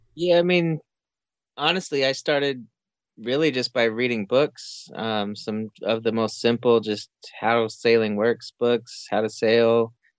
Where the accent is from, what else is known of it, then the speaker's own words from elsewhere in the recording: New Mexico, United States; moved away as an adult; also born or lived in Florida; I grew up in New Mexico